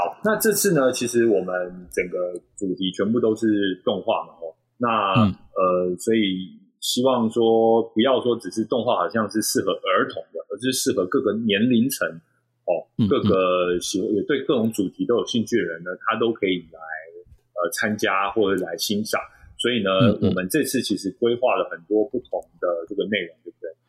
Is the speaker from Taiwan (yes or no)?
yes; Taichung, Taiwan; 好，身为一个台中人，有时候会搞混。